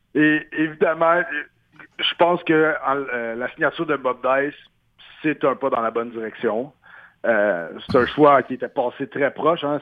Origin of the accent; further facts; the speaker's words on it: Montreal, Quebec, Canada; moved away; ma ville natale à Montréal